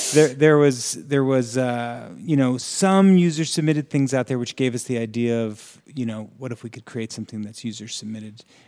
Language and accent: English; Florham Park, New Jersey, United States; I'm from New Jersey. So, I grew up in a very